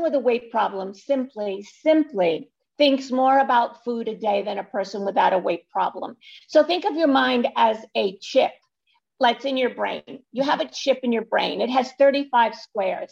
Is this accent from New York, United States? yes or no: yes; New York City, New York, United States; I live in New York City, not far from the Empire State Building. And I was born in Brooklyn